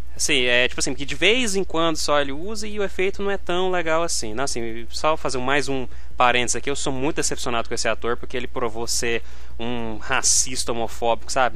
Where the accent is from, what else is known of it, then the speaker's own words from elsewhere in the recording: Goiânia, Goiás, Brazil; nós somos de Goiânia